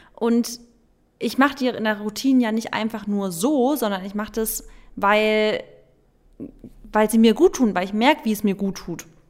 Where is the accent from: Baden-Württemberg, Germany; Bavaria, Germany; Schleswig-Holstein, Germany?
Baden-Württemberg, Germany; bei uns in Baden-Württemberg war es ja auch immer so, dass im September wieder die Schule losgeht